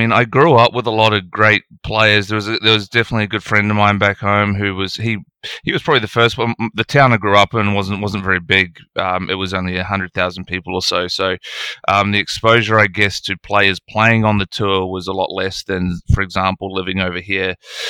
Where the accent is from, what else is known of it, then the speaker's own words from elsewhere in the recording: Nelson, New Zealand; moved away as an adult; now in Australia; I grew up in New Zealand, a beautiful place called Nelson, top of the South Island, where I played all of my junior golf.